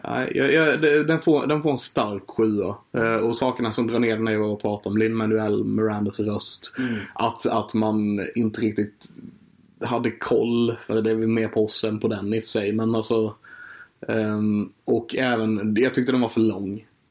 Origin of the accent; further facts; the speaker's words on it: Sweden; vi som svenskar